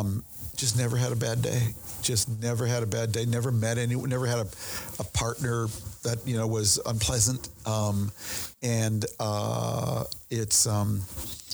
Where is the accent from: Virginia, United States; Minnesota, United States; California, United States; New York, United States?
Minnesota, United States; also born or lived in Beirut, Lebanon; now in Maryland, United States; growing up in Minnesota when I grew up there